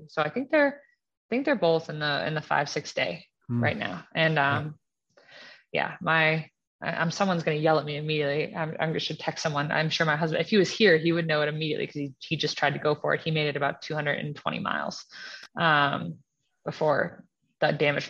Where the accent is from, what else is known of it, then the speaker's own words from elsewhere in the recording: East Coast, United States; now in Colorado, United States; And then I grew up on the East Coast and my husband, you know, grew up in Louisiana.